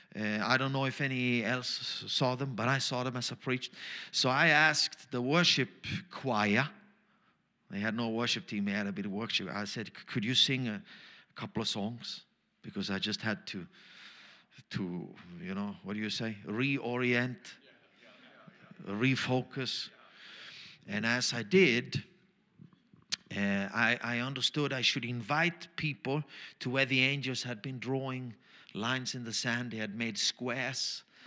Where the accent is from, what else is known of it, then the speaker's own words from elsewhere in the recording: Austria; first language German; English is a second language; I'm Austrian German